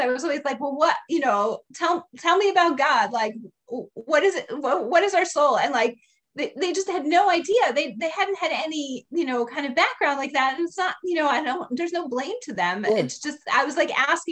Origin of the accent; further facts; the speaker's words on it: Philadelphia, Pennsylvania, United States; moved away as an adult; also born or lived in Baltimore, Maryland / Washington, D.C. area; now in Silver Spring, United States; I grew up in Philadelphia, so I did migrate. I grew up in Philly, in the city, in the far northeast